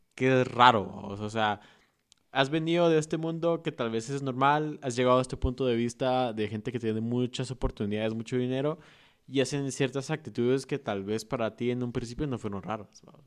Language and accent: Spanish; Guatemala; nosotros como guatemaltecos